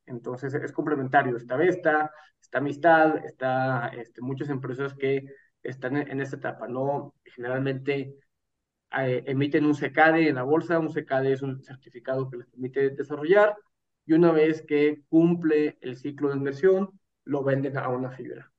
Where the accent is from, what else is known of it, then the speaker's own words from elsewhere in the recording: Mexico; como mexicanos